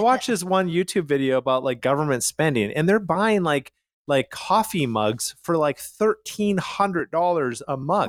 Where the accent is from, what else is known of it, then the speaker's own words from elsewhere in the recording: Calgary, Alberta, Canada; moved away; I'm from Calgary